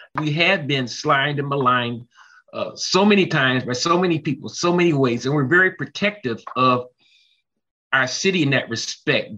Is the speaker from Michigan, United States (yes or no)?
yes; Detroit, Michigan, United States; Detroit, Michigan in the United States